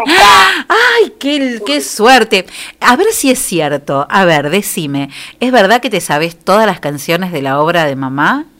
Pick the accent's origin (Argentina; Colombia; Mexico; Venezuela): Argentina; General Villegas, Buenos Aires Province; nosotros somos de Villegas